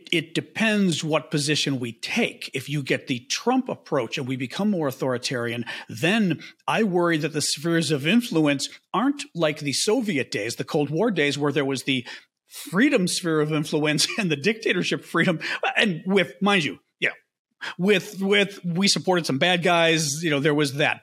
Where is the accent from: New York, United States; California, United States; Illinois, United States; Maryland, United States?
Illinois, United States; Chicago; I'm from Chicago